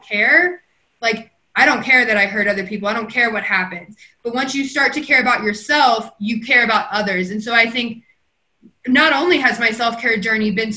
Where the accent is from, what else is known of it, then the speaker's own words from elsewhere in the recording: Kentucky, United States; now in Colorado, United States; originally, I was born and raised in Kentucky, a small town